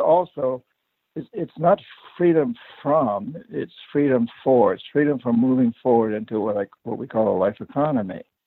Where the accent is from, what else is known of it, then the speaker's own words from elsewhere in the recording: New Hampshire, United States; I grew up poor in New Hampshire